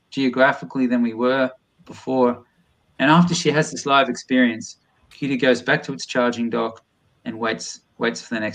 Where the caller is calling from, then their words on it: Boston, Massachusetts, United States; I'm ringing in from Boston, MA right now